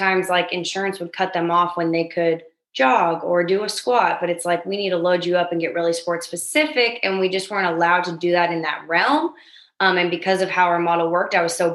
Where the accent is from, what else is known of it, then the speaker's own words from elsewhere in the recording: outside of LA, Southern California, United States; moved away as an adult; now in St. Louis, United States; I grew up in Southern California, a little bit outside of LA, and then made my way to St. Louis when I went to graduate school.